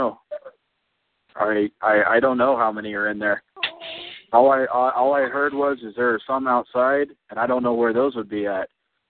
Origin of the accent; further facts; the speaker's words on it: Texas, United States; moved away as an adult; also born or lived in Idaho; I was born and raised in Texas. So, I mean, I grew up there. You know, I just decided that, you know, that's why I came to Idaho to go to college.